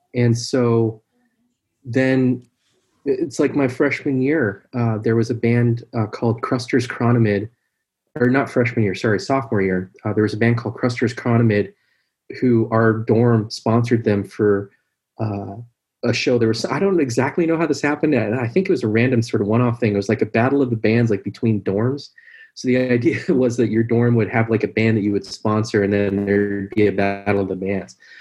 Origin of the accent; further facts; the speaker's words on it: Seattle, Washington, United States; I'm from Seattle.